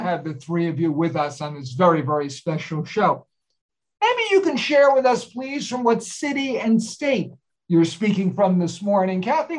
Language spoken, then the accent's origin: English; New Jersey, United States; moved away; I was born and raised there and spent 47 wonderful years there myself